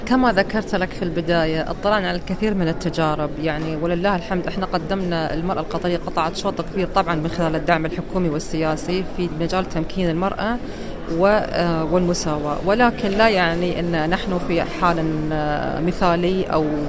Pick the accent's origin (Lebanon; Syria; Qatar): Qatar; بلدي قطر